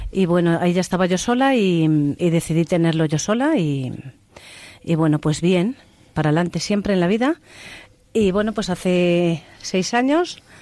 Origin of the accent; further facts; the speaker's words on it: Castile and León, Spain; en mi pueblo.